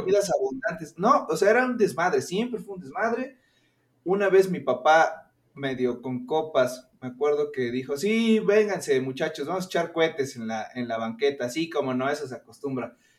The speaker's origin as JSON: {"language": "Spanish", "town": "Orizaba", "region": "Veracruz", "country": "Mexico", "moved": "as an adult", "lives_now": "Mexico City, Mexico", "said": "de donde yo soy, Orizaba, Veracruz"}